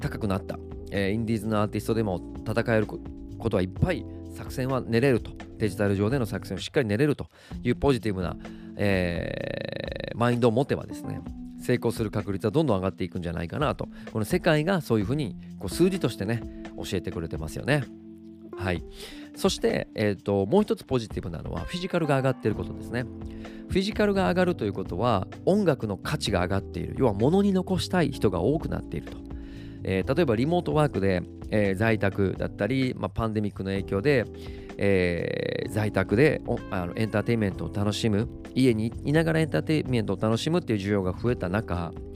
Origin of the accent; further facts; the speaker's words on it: Osaka, Japan; 僕のこう大阪地元